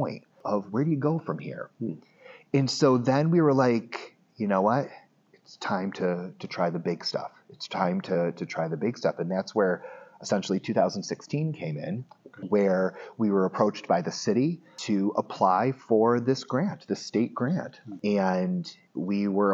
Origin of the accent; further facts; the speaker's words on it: Medina, New York, United States; I grew up in Medina, okay. New York